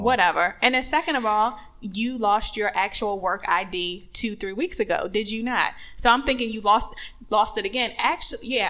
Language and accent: English; North Carolina, United States; growing up in North Carolina